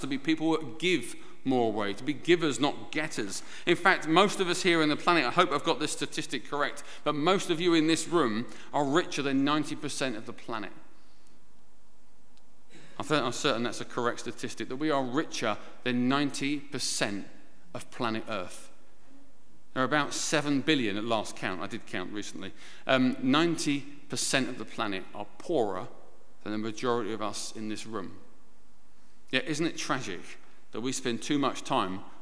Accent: United Kingdom; we're British

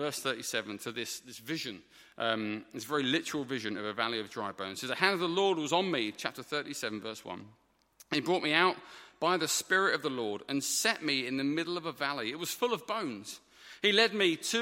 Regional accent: United Kingdom; as a British man

